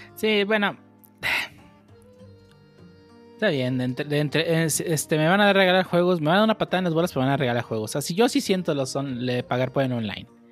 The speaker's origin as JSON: {"language": "Spanish", "region": "Nayarit", "country": "Mexico", "said": "yo soy de Nayarit"}